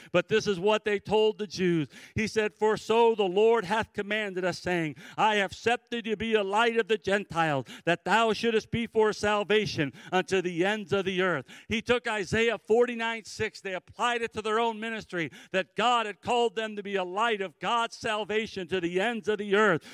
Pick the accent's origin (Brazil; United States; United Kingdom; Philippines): United States; Cleveland, Ohio; I grew up in the Cleveland, Ohio area